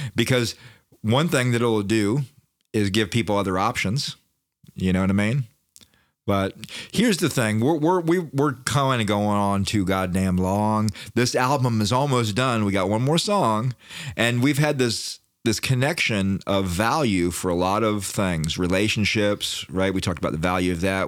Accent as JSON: {"language": "English", "town": "Daytona Beach", "region": "Florida", "country": "United States", "said": "I'm from Daytona"}